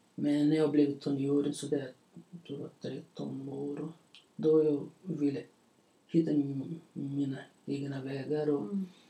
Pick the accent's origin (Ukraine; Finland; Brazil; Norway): Brazil; Belo Horizonte, Minas Gerais; Swedish is a second language; moved away as an adult; now in Borlänge, Sweden; jag är uppväxt i, i Brasilien, ja. i en stor stad. stor, den heter Belo Horizonte